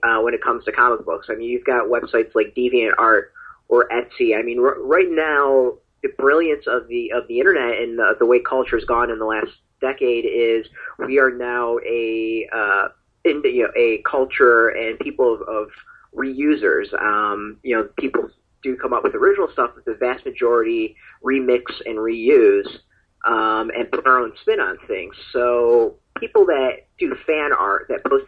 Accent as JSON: {"language": "English", "country": "United States", "said": "as an American"}